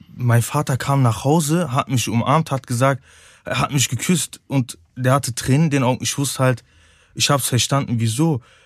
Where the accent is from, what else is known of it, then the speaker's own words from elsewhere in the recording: Cologne, North Rhine-Westphalia, Germany; Ich bin eine Kölsche Jung, ich bin hier geboren, ich liebe Köln